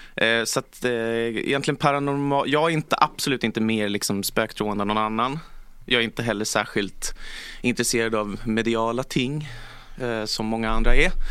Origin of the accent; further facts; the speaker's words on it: Stockholm, Stockholm County, Sweden; also born or lived in Järna; fyra generationer stockholmare